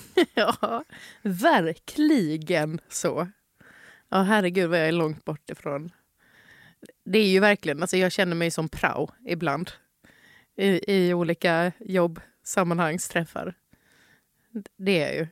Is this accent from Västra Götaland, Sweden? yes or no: no; Halmstad, Halland County, Sweden; moved away; also born or lived in Malmö; under min uppväxt i Halmstad